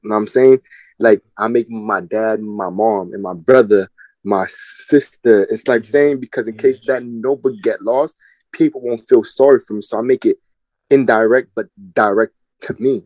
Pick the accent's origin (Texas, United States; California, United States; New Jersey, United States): New Jersey, United States; Linden; I'm from Linden, New Jersey